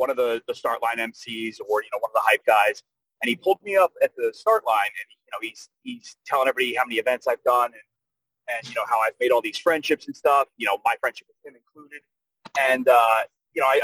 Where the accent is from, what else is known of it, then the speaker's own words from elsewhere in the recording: New Jersey, United States; I'm from New Jersey.